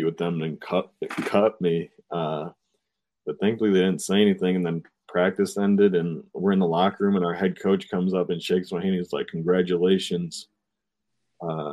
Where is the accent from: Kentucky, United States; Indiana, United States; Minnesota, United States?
Indiana, United States; Fort Wayne; my rookie season in my hometown